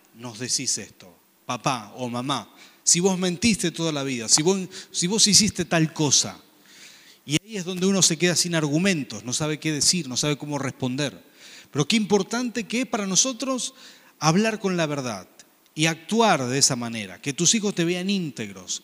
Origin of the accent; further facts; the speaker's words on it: Argentina; Como decimos acá en Argentina